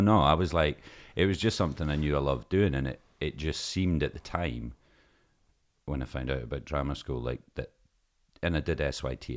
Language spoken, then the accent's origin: English; Lossiemouth, Scotland, United Kingdom; we're from Lossy Mouth